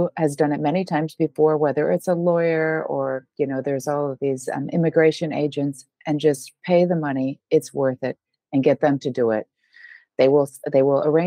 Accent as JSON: {"language": "English", "country": "United States", "moved": "as an adult", "lives_now": "Portugal", "said": "I'm American"}